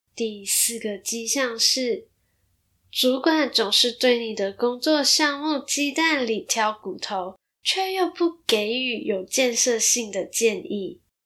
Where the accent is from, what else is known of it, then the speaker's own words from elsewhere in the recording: Malaysia; now in Taiwan; 那稍微马来西亚人的我，也有一些来自马来西亚的听众